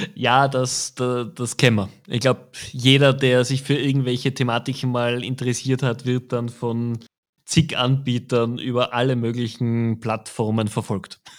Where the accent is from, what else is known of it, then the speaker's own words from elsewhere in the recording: Austria; als Österreicher